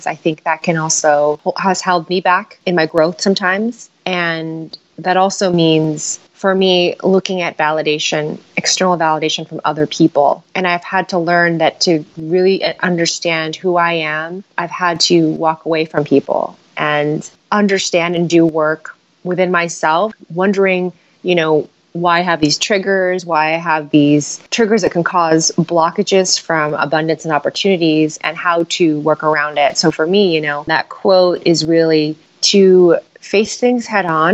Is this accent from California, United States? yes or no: yes; San Francisco, California, United States; I was born and raised in San Francisco